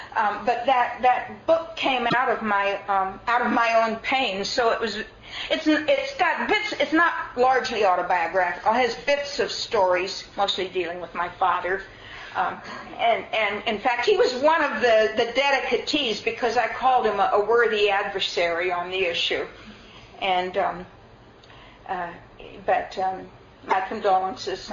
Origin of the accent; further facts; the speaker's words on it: United States; I'm an American